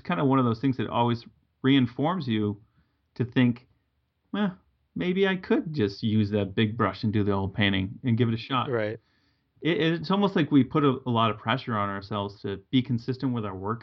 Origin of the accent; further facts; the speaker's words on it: Massachusetts, United States; I grew up in New England. I'm from Massachusetts